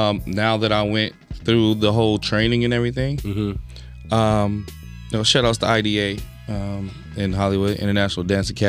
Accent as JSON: {"language": "English", "country": "Philippines", "said": "Because me being Filipino, they're like, oh, yeah, you like Todd Eyes."}